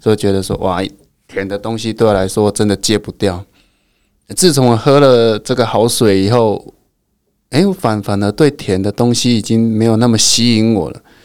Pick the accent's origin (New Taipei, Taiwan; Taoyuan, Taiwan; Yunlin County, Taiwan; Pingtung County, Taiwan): Pingtung County, Taiwan; Fangshan Township; 我们家乡附近